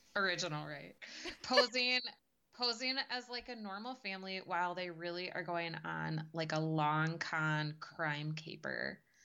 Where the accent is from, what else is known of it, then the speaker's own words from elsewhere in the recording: United States; as an American